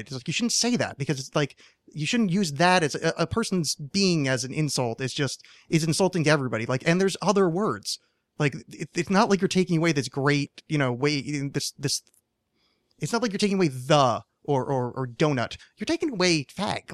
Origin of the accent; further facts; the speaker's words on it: East Coast, United States; moved away; I was raised on the East Coast